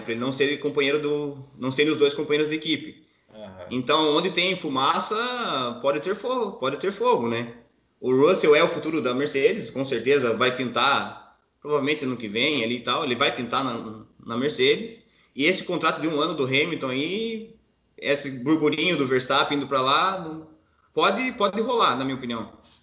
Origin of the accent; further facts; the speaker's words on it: Paraná, Brazil; now in Blumenau, Brazil; sou paranaense, moro em Blumenau, Santa Catarina